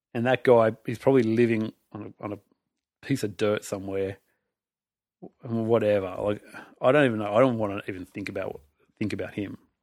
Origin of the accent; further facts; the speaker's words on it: Australia; I'm from Australia